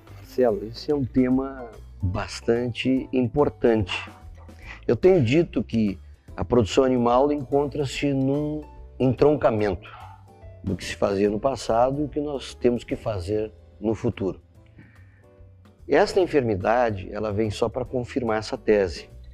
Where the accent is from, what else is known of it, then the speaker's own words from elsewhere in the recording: Brazil; como brasileiro, né, e como latino-americano